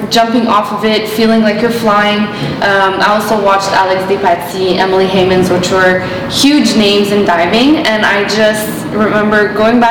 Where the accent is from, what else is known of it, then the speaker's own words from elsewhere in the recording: Montreal, Quebec, Canada; I am born here in Montreal, obviously, to a Portuguese family, both sides, my mom and my dad.